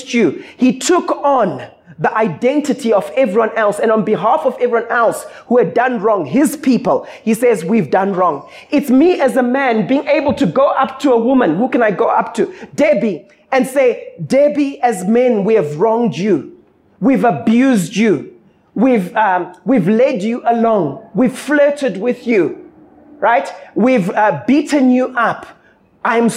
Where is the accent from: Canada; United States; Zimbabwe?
Zimbabwe; now in South Africa; Growing up in Zim